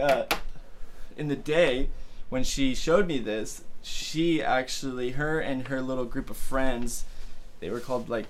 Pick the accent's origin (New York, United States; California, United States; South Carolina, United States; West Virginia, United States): California, United States; Costa Mesa; also born or lived in Van Nuys, California; I grew up in Costa Mesa, California